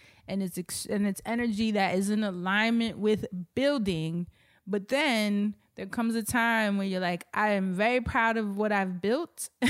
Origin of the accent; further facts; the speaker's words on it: New York, United States; born and raised in Harlem and moved to Brooklyn in my 30s. And I love New York.